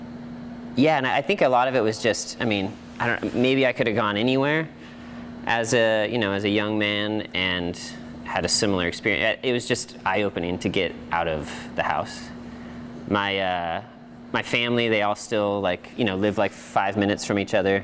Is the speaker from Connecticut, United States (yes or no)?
no; Santa Clarita, California, United States; moved away as an adult; also born or lived in Portland, Oregon; now in Oregon, United States; I was born and raised in Santa Clarita. It's like basically the northernmost suburb of Los Angeles.